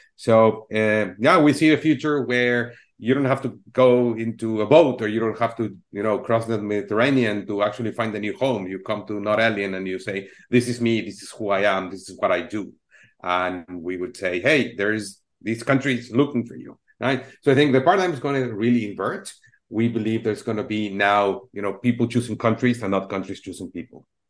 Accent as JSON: {"language": "English", "region": "Mexico City", "country": "Mexico", "moved": "yes", "lives_now": "United States", "said": "I'm originally from Mexico City"}